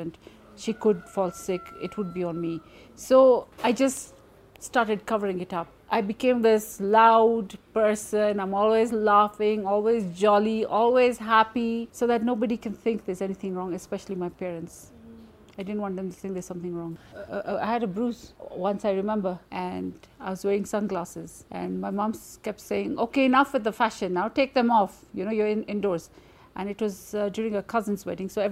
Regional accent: Nairobi, Kenya; I am from Nairobi, Kenya

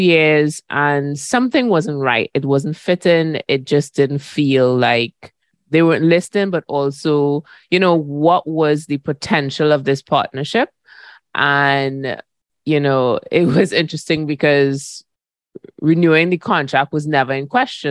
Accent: Trinidad & Tobago; moved away; also born or lived in Barbados; I'm from Trinidad and Tobago, which we call ourselves the mother of carnival

